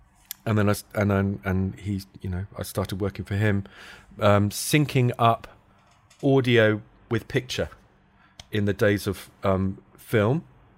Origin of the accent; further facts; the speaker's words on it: London, United Kingdom; born there; So... I moved back to London. I was born in London, but I moved back to London and then tried to get into that.